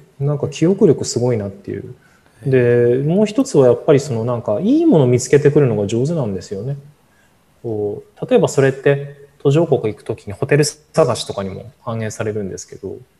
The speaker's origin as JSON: {"language": "Japanese", "country": "Japan", "tie": "born or raised there", "said": "日本生まれ育ち"}